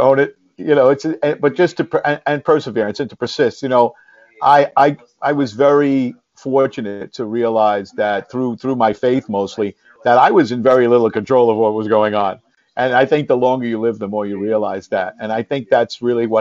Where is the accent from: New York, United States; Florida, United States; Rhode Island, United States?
New York, United States; New York City; I grew up in the Parkchester section of the Bronx